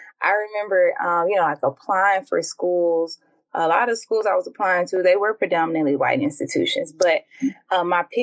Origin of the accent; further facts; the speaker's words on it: Jackson, Mississippi, United States; moved away as an adult; born and raised in West Jackson, you know, going to school in West Jackson, from Jim Hill to Jackson State